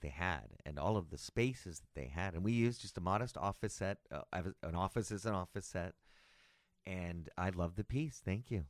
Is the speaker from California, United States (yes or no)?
yes; Los Angeles, California, United States; born or raised there; also born or lived in Palm Springs / Sacramento